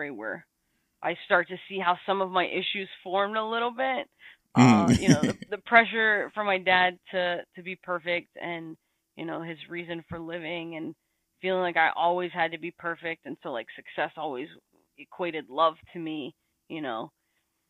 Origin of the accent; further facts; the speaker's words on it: Texas, United States; I've born and raised in Texas